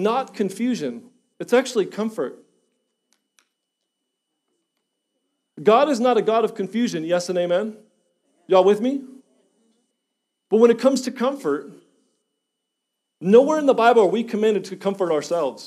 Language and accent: English; Schiller Park, Illinois, United States; moved away; I was born and raised in Illinois. Chicago, Illinois, same house, corner house, 3700 North Hawthorne, Schiller Park, Illinois, 60176. Same house for 23 years.